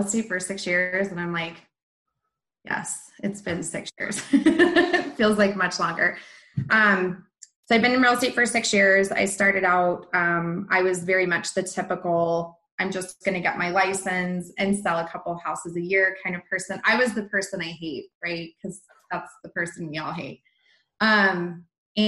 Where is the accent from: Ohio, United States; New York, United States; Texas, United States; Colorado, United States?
Colorado, United States; Littleton; I was born in Littleton, raised in Littleton.